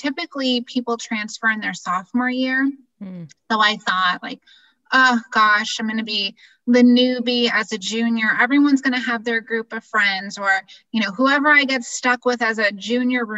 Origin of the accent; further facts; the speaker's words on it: Massachusetts, United States; moved away as an adult; also born or lived in Pennsylvania / Florida; I grew up in Massachusetts and then school in Pennsylvania.